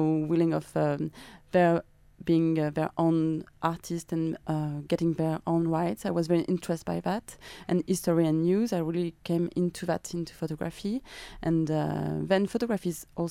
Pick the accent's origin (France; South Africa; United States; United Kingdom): France; accent: French; English is a second language; now in Australia; my French accent